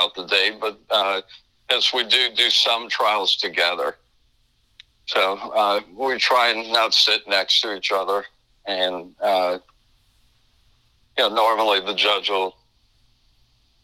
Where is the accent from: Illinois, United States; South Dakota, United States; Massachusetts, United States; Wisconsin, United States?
Illinois, United States; Chicago; moved away as an adult; now in Florida, United States; I'm from Chicago originally. We went to law school in Chicago